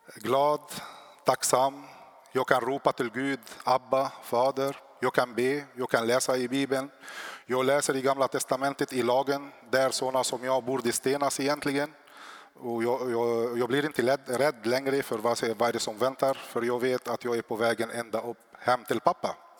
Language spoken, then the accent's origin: Swedish; South Lebanon, Lebanon; now in Sweden; jag är född i Libanon, i södra Libanon. I uppväxt i kriget där så kom jag till Sverige år 99